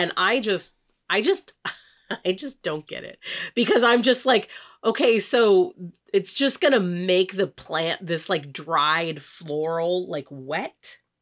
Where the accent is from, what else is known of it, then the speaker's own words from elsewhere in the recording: California, United States; We're from the wine country.